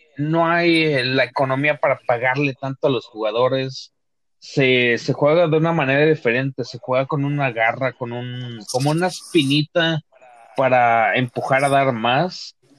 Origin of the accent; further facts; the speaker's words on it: Mexico; como mexicanos, pues hay que disfrutar